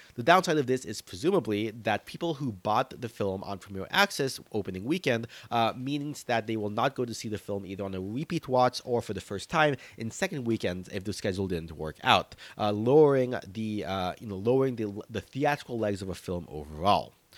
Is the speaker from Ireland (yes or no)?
no; United States; As a Filipino American